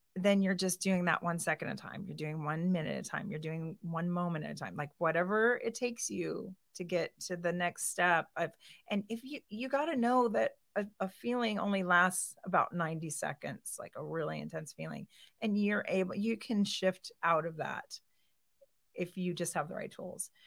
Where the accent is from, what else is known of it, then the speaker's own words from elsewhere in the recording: Boise, Idaho, United States; moved away as an adult; also born or lived in Portland; now in Kona, Hawaii, United States; I moved here when I was eight, so I went to Collister